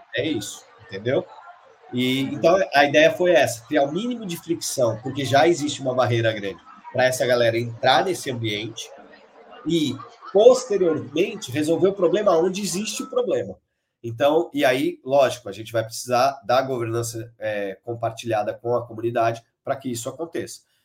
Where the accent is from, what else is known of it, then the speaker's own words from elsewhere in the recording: Brazil; somos brasileiros, né, os, os cofundadores